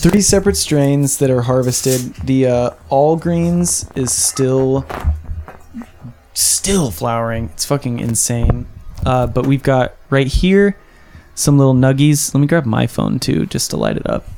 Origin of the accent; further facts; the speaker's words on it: Kansas, United States; now in Los Angeles, United States; I'm from Kansas